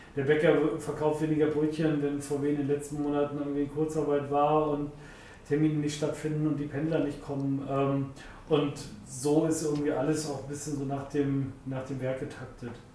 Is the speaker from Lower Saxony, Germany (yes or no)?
yes; Wolfsburg, Lower Saxony, Germany; ich bin in Wolfsburg auch groß geworden